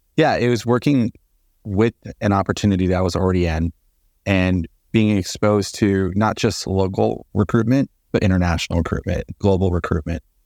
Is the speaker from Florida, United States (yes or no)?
yes; Port Charlotte, Florida, United States; moved away as an adult; also born or lived in Phoenix, Arizona; now in Georgia, United States; I'm originally from Port Charlotte, Florida, which is about a hundred miles south of Tampa